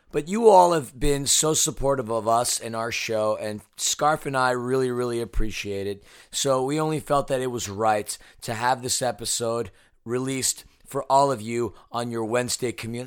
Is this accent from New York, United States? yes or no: yes; New York City, New York, United States; moved away as an adult; now in Los Angeles, United States; I'm a New Yorker who grew up a avid Mets, Jets, Knicks, and Islanders fan.